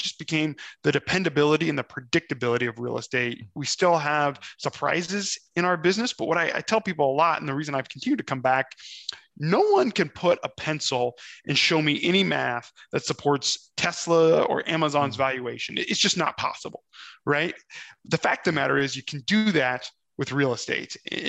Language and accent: English; Omaha, Nebraska, United States; also born or lived in Austin, Texas; now in Minnesota, United States; I'm born and raised in the Midwest, grew up in Omaha, Nebraska, ping-ponged around to a couple of different places